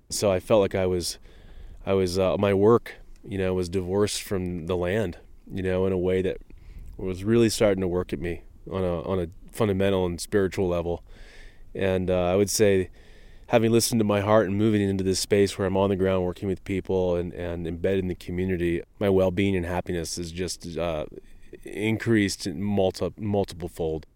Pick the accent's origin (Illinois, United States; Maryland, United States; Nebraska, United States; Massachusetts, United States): Maryland, United States; Eastern Shore; moved away; I grew up in Maryland on the eastern shore.